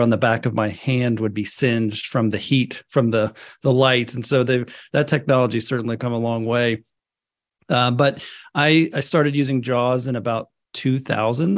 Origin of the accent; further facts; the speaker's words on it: northwest Florida, United States; I grew up in Florida, up in the, the northwest part of Florida.